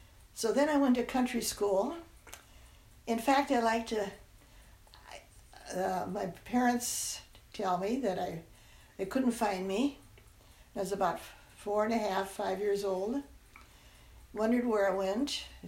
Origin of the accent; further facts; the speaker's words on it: Minnesota, United States; first language German; English is a second language; also born or lived in Wheaton, Minnesota; I grew up in Minnesota on a farm of German-speaking parents